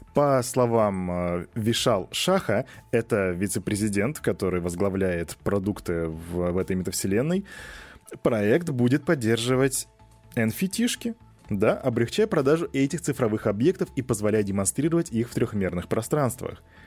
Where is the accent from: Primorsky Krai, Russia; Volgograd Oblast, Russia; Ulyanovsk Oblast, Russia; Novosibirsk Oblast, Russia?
Volgograd Oblast, Russia; Volgograd; Я из Волгограда